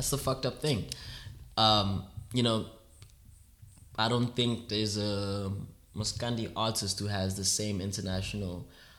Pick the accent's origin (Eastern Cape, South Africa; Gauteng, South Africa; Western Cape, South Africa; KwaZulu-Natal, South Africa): Western Cape, South Africa; Rondebosch; I grew up in the middle class environment. Mm. I grew up in Rondebosch